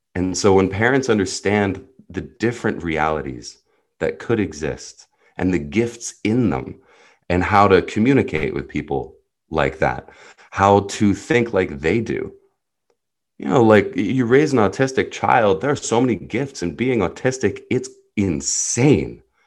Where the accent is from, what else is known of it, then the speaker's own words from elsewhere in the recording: New Jersey, United States; first language Hebrew; English is a second language; also born or lived in Jerusalem, Israel; I was born in Jerusalem, Israel, grew up in New Jersey